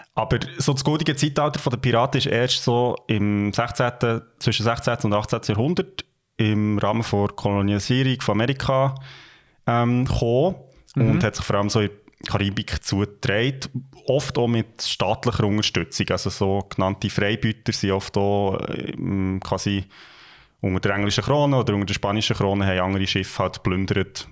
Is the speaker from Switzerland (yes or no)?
yes; Gürbetal, Bern, Switzerland; wir kommen ja beide aus dem Gürbental und das ist äh, ja. It's Home